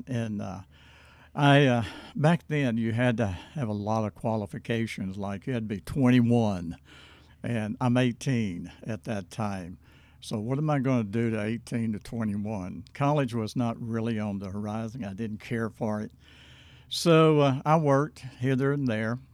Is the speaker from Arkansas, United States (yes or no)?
yes; Hope, Arkansas, United States; I was born in Hope, Arkansas, nineteen forty-one